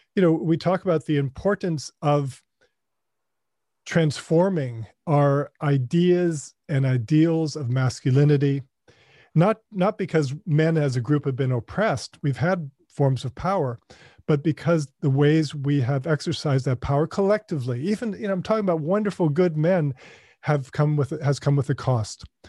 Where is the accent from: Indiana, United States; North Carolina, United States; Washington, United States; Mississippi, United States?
North Carolina, United States; also born or lived in Ohio; as a boy growing up in North Carolina. Uh, we moved there from Ohio, where I was born